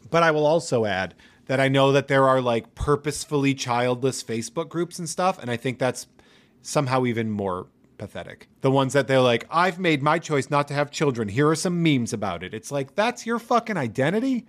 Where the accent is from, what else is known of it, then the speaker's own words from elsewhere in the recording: New England, United States; I am from New England